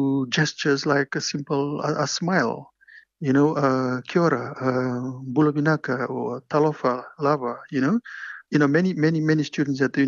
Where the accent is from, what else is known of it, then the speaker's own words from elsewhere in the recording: Levuka, Eastern Division, Fiji; moved away as an adult; also born or lived in Suva, Fiji / Queensland, Australia; now in Dunedin, New Zealand; born in Levuka on Ovalau